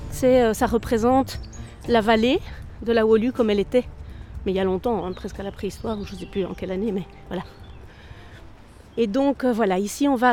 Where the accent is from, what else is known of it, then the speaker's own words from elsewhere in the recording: Brussels, Brussels-Capital Region, Belgium; also born or lived in Ixelles / Woluwe-Saint-Lambert; Je suis née à Bruxelles, tout à fait. Je suis née à Ixelles et Elsen, Et puis euh, voilà, mes parents sont venus s'installer ici dans les années 80.